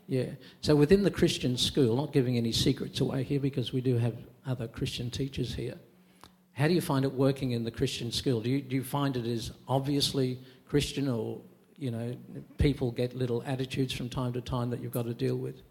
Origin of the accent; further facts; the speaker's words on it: Queensland, Australia; I'm a Queenslander